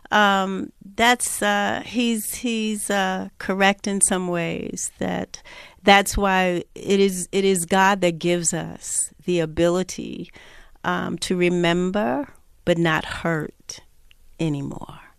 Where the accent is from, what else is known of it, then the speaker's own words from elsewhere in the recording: New York, United States; I'm from New York, born and raised